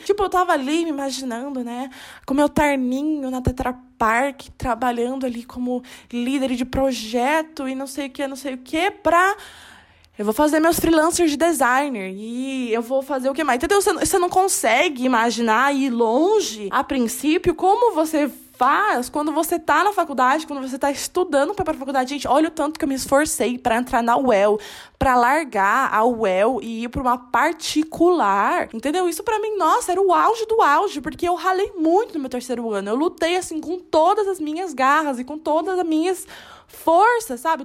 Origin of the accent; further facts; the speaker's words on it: Salto, São Paulo, Brazil; moved away as an adult; now in Londrina, Brazil; eu sou do interior, eu sou de Salto.